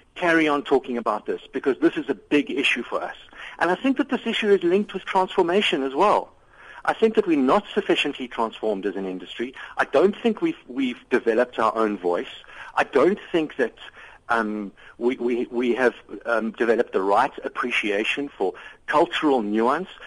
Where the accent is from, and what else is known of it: South Africa; moved away